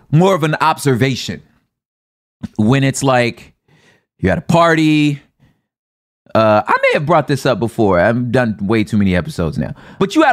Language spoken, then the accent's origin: English; the West, United States; because I'm from the West